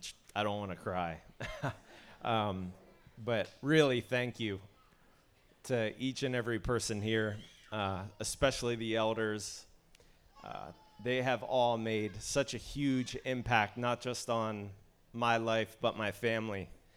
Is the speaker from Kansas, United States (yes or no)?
no; Cape May, New Jersey, United States; moved away; also born or lived in Pennsylvania; This was in 2012, and we were somewhat new to faith. And growing up in Cape May, not as a believer